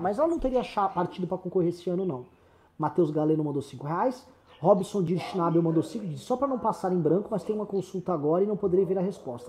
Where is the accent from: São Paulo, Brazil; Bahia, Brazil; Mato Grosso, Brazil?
São Paulo, Brazil; como paulista